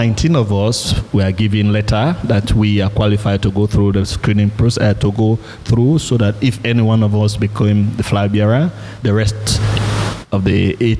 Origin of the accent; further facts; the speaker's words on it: Sierra Leone; moved away as an adult; also born or lived in Norway; I came from Norway, from Sierra Leone, and I was staying in Norway